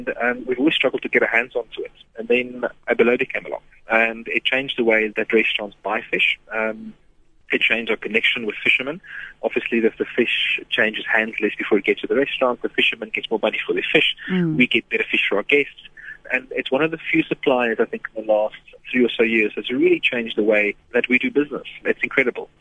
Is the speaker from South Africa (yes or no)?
yes; South Africa; it's what really connects me to being South African, being who I am, being a chef